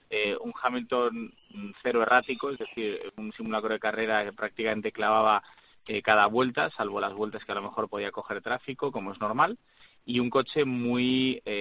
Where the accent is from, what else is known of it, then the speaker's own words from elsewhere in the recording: Spain; que soy español, ¿eh?